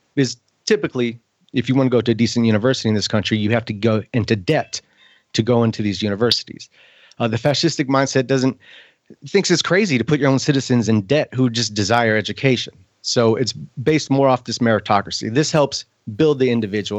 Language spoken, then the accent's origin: English; United States; I am as an American